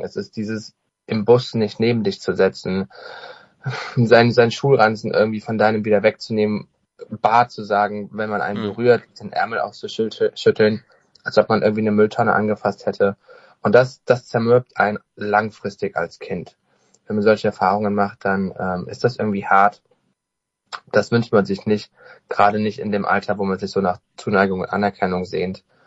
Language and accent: German; Alsdorf, North Rhine-Westphalia, Germany; moved away as an adult; also born or lived in Cyprus; now in Cologne, Germany; ich komme ganz gebürtig aus Alsdorf, aus einem Dorf bei Alsdorf, einem ganz kleinen Dorf. Das liegt ungefähr bei Aachen